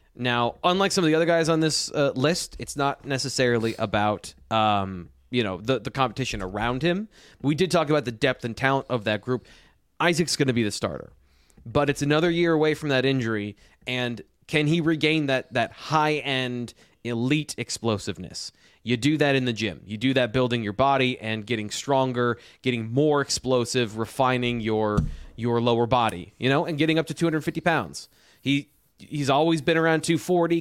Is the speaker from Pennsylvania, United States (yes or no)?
yes; just south of Jamestown, New York, Pennsylvania, United States; I grew up just south in Pennsylvania from that area